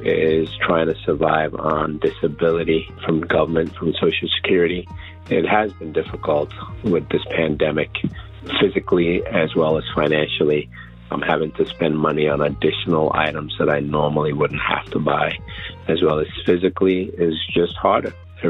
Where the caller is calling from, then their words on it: Highland Mills, New York, United States; I'm calling you from Highland Mills in New York.